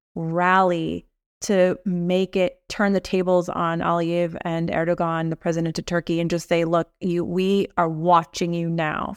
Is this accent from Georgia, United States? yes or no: no; Los Angeles, California, United States; I grew up in Los Angeles